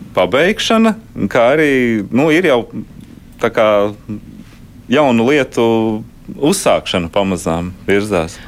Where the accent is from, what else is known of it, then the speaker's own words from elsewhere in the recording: Riga, Latvia; es pats esmu rīdzinieks